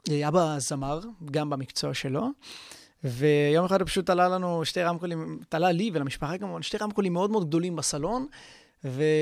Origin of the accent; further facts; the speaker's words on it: Haifa, Haifa District, Israel; הייתי שחקן כדורגל במכבי חיפה, אני במקור מחיפה